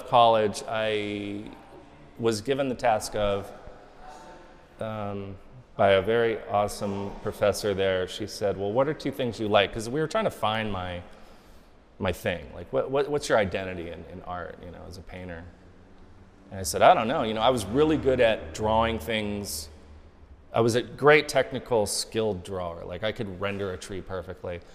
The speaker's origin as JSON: {"language": "English", "town": "Los Angeles", "region": "California", "country": "United States", "tie": "born or raised there", "said": "I'm from Hollywood, born and raised"}